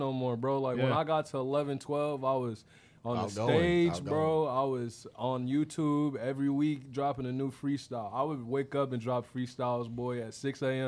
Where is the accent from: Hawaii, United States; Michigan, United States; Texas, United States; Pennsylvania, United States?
Michigan, United States; Inkster; also born or lived in Flat Rock, Michigan / Metro Detroit / Indiana; I grew up in Inkster, Michigan. I'm from the Lamone Gardens out there